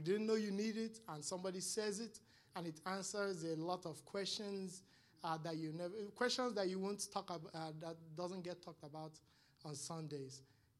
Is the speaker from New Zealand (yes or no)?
no; Nigeria; moved away; when I came here from Nigeria, it's very tough. It's very, very, very tough.